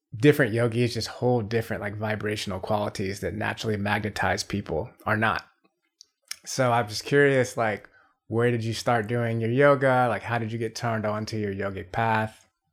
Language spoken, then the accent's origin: English; Atlanta, Georgia, United States; I'm from Atlanta